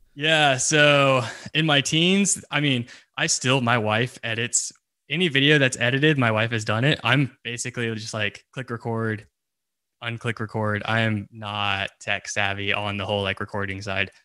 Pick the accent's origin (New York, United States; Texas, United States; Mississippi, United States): Texas, United States; I currently live in Texas, still live in Texas.